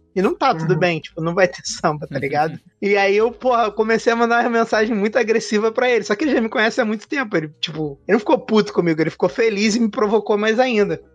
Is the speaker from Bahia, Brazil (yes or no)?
no; Rio de Janeiro, Brazil; accent: carioca; O meu jeito de falar fica mais carioca